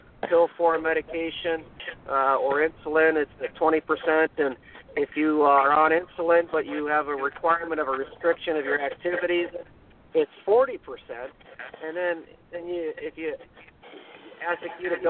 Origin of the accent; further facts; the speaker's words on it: Minnesota, United States; accent: Minnesota, Fargo, North Dakota; moved away; also born or lived in Montana; my weird Minnesota, Fargo, North Dakota accent